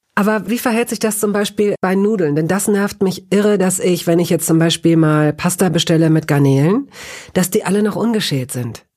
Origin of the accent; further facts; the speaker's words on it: Northern Germany, Germany; tatsächlich bin ich eher in Norddeutschland groß geworden